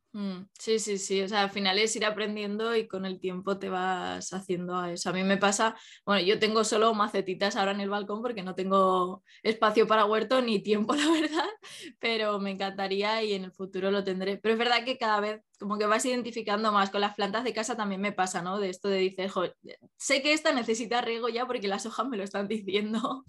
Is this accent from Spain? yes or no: yes; Málaga, Andalusia, Spain; now in Pamplona, Spain; yo que soy de, o sea, que me crié en Málaga